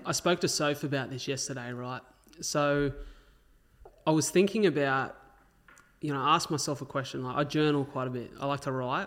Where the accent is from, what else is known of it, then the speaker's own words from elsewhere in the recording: Wollongong, New South Wales, Australia; also born or lived in Melbourne; I grew up in Wollongong